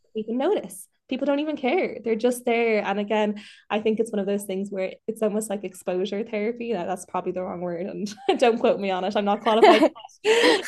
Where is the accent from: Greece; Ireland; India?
Ireland; Dublin, Leinster; also born or lived in Mayo; I'm from Dublin, but I lived in Mayo for the last year and a half. I've just moved back